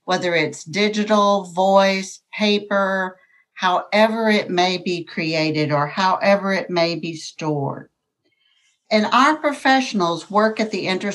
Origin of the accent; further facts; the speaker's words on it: Gainesville, Texas, United States; moved away as an adult; also born or lived in Fort Worth, Texas; I'm from Gainesville, Texas, which is a small town in North Texas, and I went to work at 18 years of age at Gainesville Memorial Hospital